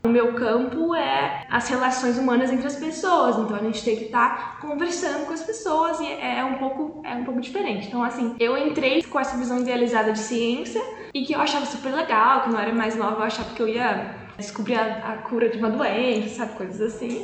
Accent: Poços de Caldas, Minas Gerais, Brazil; moved away as an adult; also born or lived in Manaus; now in Campinas, Brazil; nasci e cresci em Poços de Caldas

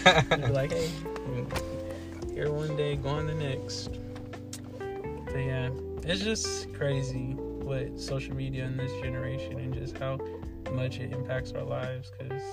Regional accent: Florida, United States; I'm from Florida. That's the place right there.

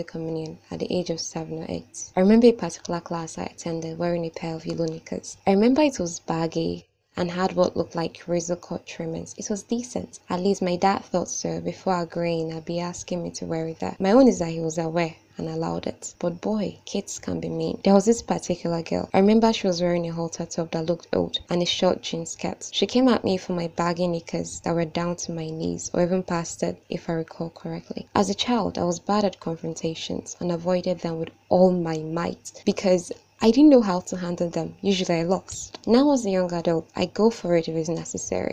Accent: Nigeria; I am Nigerian and 20 years of age

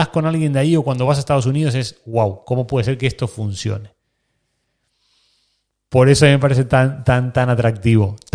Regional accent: Argentina; O sea, lo que nosotros en Argentina, que yo soy argentino, lo que en Argentina vivimos con el Babi

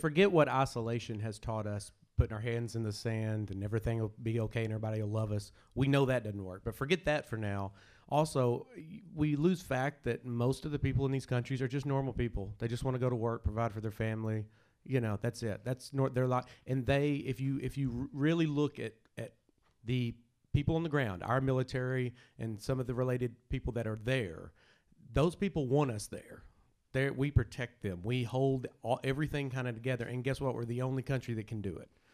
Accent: Prattsville, Arkansas, United States; I'm from a tiny, tiny, tiny, tiny, tiny little town. And there's only one restaurant called The Whippet

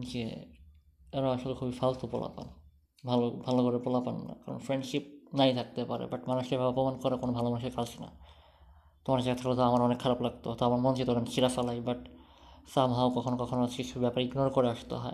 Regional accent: Munshiganj, Dhaka Division, Bangladesh; ধরো যে আমার গ্রামের বাড়ি হ্যাঁ ইয়াতে মুন্সিগঞ্জে

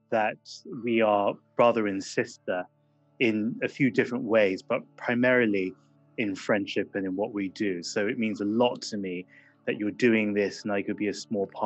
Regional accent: England, United Kingdom; it was difficult growing up in England in the 1980s

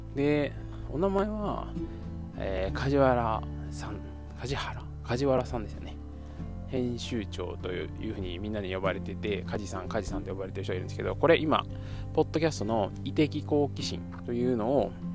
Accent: Kyoto, Japan; accent: Kansai; moved away as an adult; also born or lived in Tokushima / Fukuoka; 僕はもともと生まれは京都で

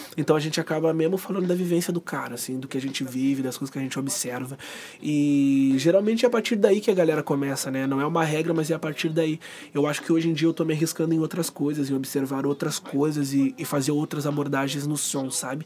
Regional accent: Dunas, Rio Grande do Sul, Brazil; Eu nasci e me criei no Dunas

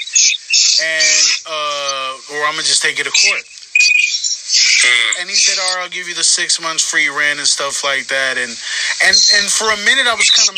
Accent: Richmond, California, United States; now in Stockton, United States; I live in Stockton, by the way, right now. I'm from Richmond, but I live in Stockton

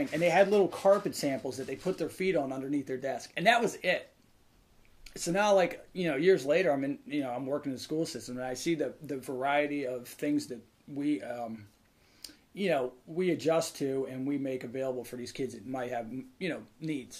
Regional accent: Howard County, Maryland, United States; now in Eastern Shore, Maryland, United States; I grew up in Howard County, and my school system was a little more, we are between two major cities

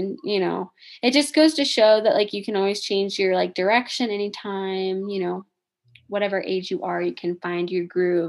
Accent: Indiana, United States; moved away as an adult; now in Michigan, United States; I am from Indiana

